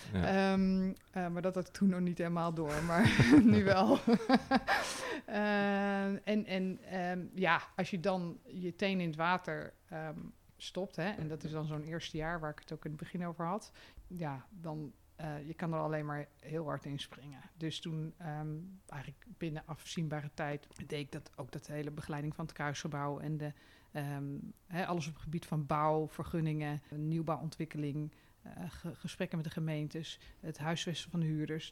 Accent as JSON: {"language": "Dutch", "town": "Amsterdam", "region": "North Holland", "country": "Netherlands", "said": "als Amsterdammer"}